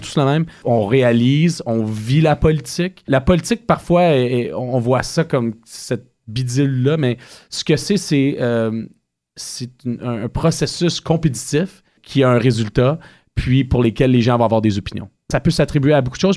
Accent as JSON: {"language": "French", "town": "Ottawa", "region": "Ontario", "country": "Canada", "tie": "born or raised there", "said": "Je suis un petit gars de la Côte de Sable. J'ai grandi à quelques mètres de l'Université d'Ottawa."}